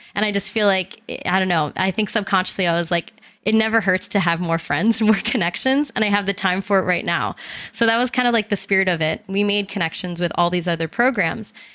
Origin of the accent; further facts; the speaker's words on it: Albany, New York, United States; I'm originally from Albany, New York